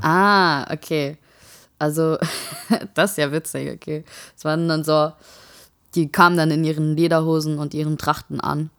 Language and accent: German; Saarland, Germany; now in Darmstadt, Germany; ich bin gerne Saarländer